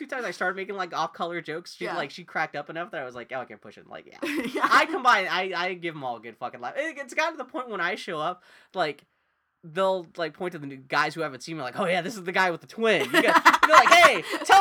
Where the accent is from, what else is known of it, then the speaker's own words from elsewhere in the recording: El Paso, Texas, United States; now in Portland, United States; when I was growing up in El Paso, Texas